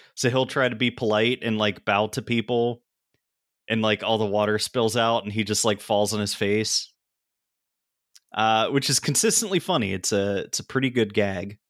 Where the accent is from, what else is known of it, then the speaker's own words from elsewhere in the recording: Pennsylvania, United States; I grew up in Pennsylvania